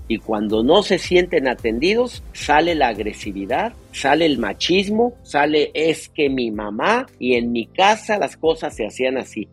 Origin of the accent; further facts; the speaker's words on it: Mexico; now in California, United States; en mi país, en mi México amado, en el país nuestro, Bronca, donde nacimos